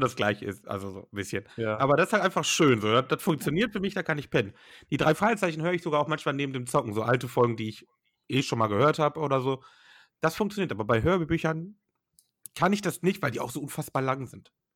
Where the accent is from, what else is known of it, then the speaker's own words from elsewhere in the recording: Germany; bei uns in Deutschland